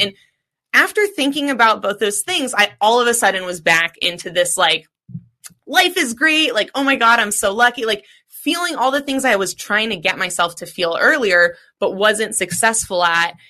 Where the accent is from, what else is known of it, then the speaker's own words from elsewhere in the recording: Seattle, Washington, United States; growing up in Seattle, it's a very cannabis centric city